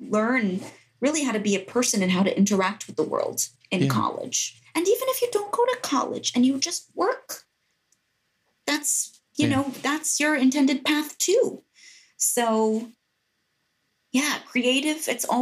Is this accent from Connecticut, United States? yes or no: yes; Greenwich, Connecticut, United States; moved away as an adult; also born or lived in Baltimore; I'm speaking to you from the house I grew up in Greenwich, Connecticut